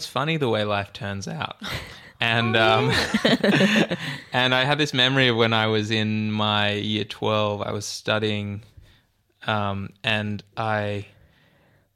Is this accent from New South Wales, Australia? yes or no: yes; Sydney, New South Wales, Australia; I went to a Christian school in Dural